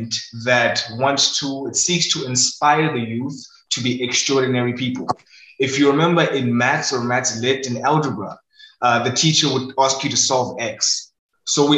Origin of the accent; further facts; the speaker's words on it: Ohlange/Ulenzi, KwaZulu-Natal, South Africa; also born or lived in Inanda; I was born and raised in Ulenzi